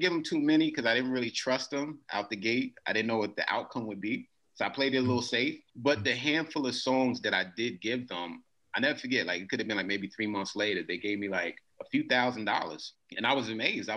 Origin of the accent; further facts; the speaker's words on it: New York City, New York, United States; the duration that I grew up in Queens actually was during the 80s.